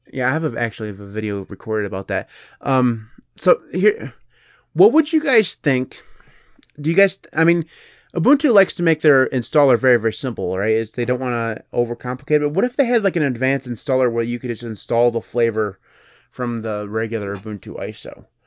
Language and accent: English; United States; I'm American